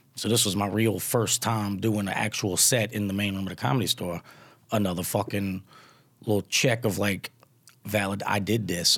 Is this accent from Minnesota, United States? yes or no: no; Louisiana, United States; accent: twang; now in California, United States; I'm from Louisiana and now I live in California